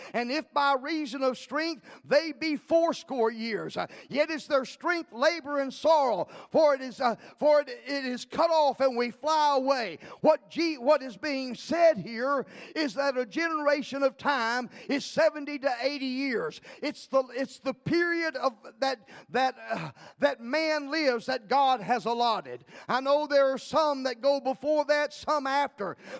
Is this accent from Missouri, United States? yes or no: no; League City, Texas, United States; also born or lived in Livingston, Texas; I was raised in League City, Texas.